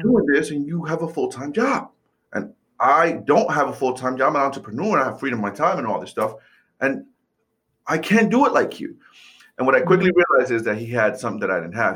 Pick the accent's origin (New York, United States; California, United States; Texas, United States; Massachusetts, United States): New York, United States; New York City; moved away; I grew up, I was born and raised in New York City